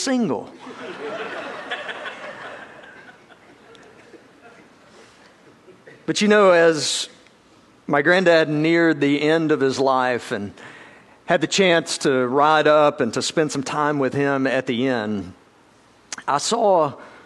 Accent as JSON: {"language": "English", "region": "South Georgia", "country": "United States", "said": "I'm from South Georgia."}